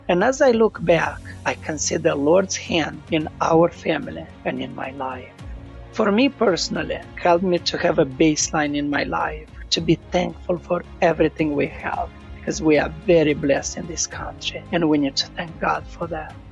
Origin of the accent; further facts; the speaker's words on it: Moldova; moved away; I was born in Moldova, a little country next to Ukraine